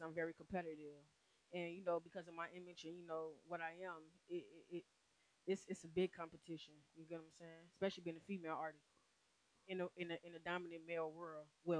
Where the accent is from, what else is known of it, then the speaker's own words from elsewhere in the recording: Chicago, Illinois, United States; also born or lived in South Dakota; now in Atlanta, United States; But I'm from Chicago.